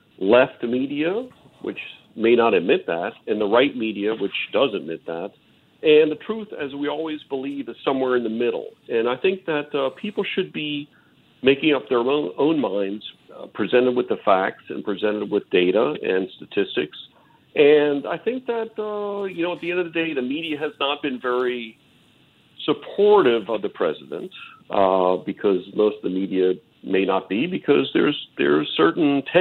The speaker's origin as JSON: {"language": "English", "town": "New Orleans", "region": "Louisiana", "country": "United States", "said": "we're from New Orleans, Louisiana, a great culture, a great thing."}